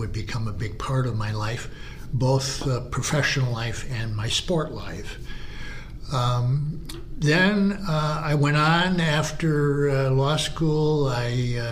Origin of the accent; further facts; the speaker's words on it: Bay City, Michigan, United States; now in Harbor Springs, United States; I was born in Bay City, Michigan, middle part of Michigan. I spent my entire life in Michigan